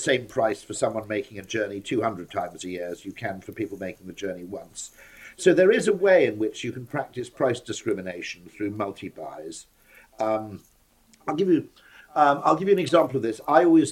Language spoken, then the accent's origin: English; Wales, United Kingdom; I'm Welsh